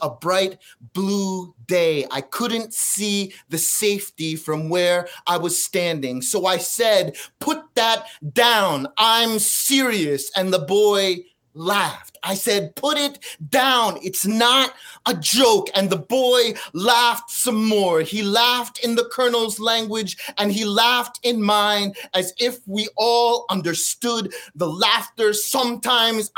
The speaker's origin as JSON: {"language": "English", "town": "Edison", "region": "New Jersey", "country": "United States", "tie": "born or raised there", "said": "I grew up in Edison, New Jersey"}